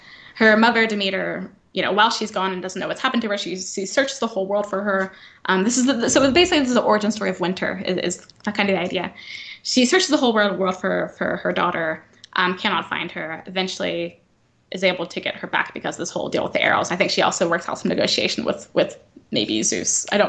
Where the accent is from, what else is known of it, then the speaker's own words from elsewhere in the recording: the Bible Belt, United States; I grew up in the Bible Belt, that kind of thing as being quite taboo.